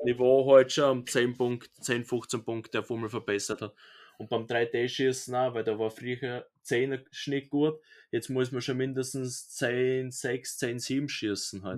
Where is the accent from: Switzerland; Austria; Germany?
Austria; bei uns in Österreich